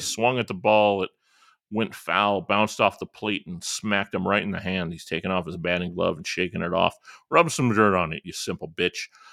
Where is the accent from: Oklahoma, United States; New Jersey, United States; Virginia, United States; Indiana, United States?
Indiana, United States; Northwest; I grew up in Northwest Indiana, which is just, like, there are three counties at the northwest corner of Indiana, uh, Lake, Porter, and Laporte counties